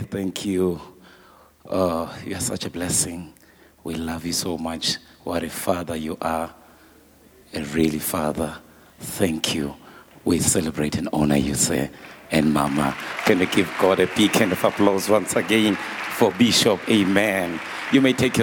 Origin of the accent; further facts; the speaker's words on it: Eswatini; we are coming with from Swaziland